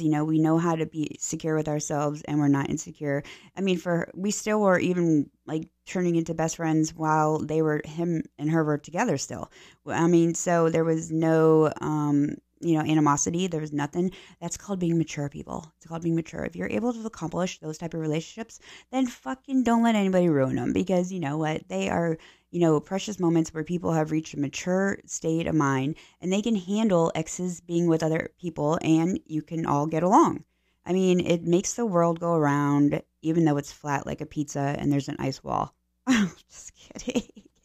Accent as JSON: {"language": "English", "region": "Pennsylvania", "country": "United States", "moved": "yes", "lives_now": "Florida, United States", "said": "I'm from Pennsylvania originally"}